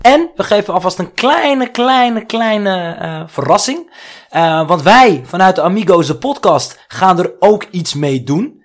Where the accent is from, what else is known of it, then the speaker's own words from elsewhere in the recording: Netherlands; ik ben geboren in Nederland, maar ik heb een Marokkaanse cultuur